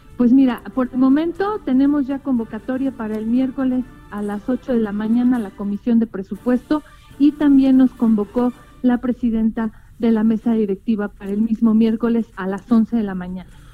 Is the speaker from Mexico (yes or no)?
yes; Mexico